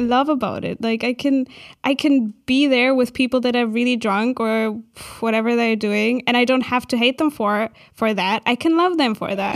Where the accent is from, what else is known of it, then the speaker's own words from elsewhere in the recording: Berlin, Germany; I'm from Berlin